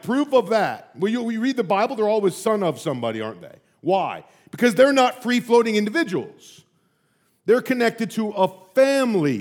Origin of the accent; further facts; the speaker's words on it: United States; also born or lived in St Andrews, Scotland; I'm an American